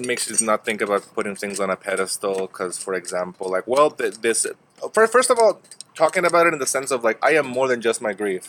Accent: Panama; born there; also born or lived in California, United States; I was born in Panama in a U.S. military base.

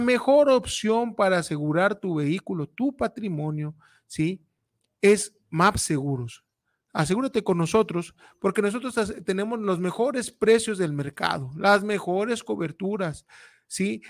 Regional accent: Mexico; somos mexicanos

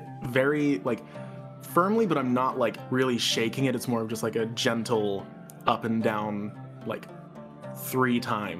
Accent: Big Bear, California, United States; moved away; When I tell them that I'm from Big Bear, California, they're like, huh? And I'm like, it's like 3 hours away from LA.

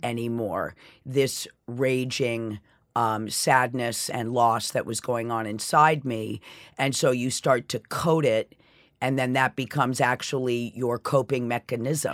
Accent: Sherborn, Massachusetts, United States; also born or lived in Cleveland, Ohio; now in New York City, United States; I was raised in Sherburne, Massachusetts

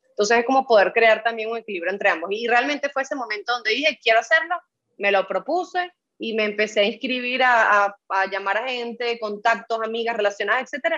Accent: Venezuela; now in Dominican Republic; en mi país de origen, que es Venezuela

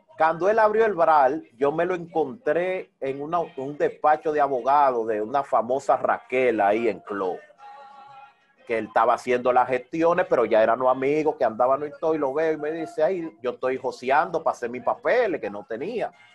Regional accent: Santo Domingo Oeste, Distrito Nacional, Dominican Republic; moved away as an adult; now in Barcelona, Spain; me crié, adquirí conocimiento, me hice un hombre en Herrera en Herrera. en Herrera, específicamente las caobas

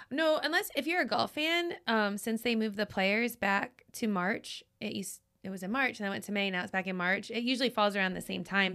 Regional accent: Scranton, Pennsylvania, United States; now in St. Augustine, United States; we grew up just outside of Scranton

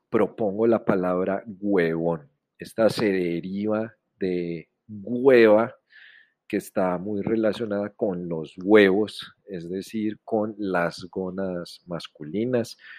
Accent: Medellín, Antioquia, Colombia; soy de Colombia, de la ciudad de Medellín

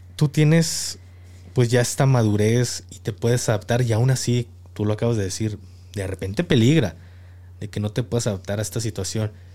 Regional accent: Jalisco, Mexico; moved away; also born or lived in Mexico City; he radicado en, en la Ciudad de México y ah, como, como jalisciense

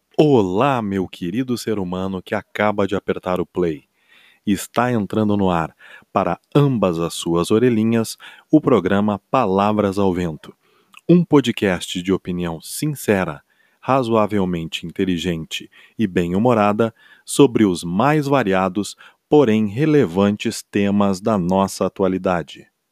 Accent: Porto Alegre, Rio Grande do Sul, Brazil; eu sou gaúcho, natural de Porto Alegre

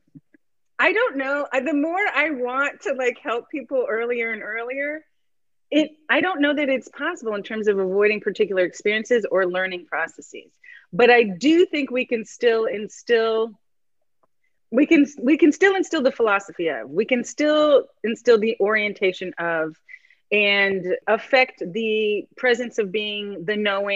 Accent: San Francisco, California, United States; growing up in San Francisco in the 80s

